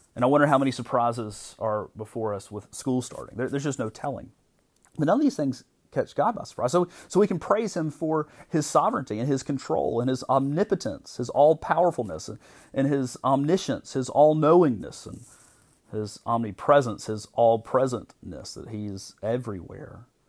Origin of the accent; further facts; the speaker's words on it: United States; as American Christians